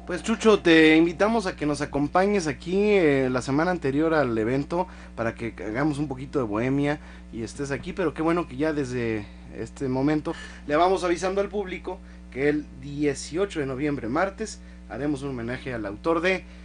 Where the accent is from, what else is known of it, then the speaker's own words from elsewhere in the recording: Mexico; yo siento como, como mexicano